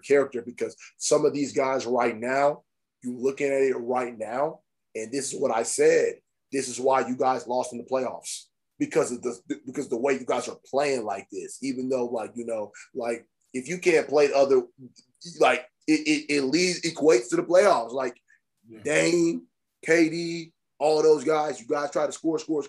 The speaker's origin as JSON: {"language": "English", "country": "Nigeria", "said": "I'm Nigerian"}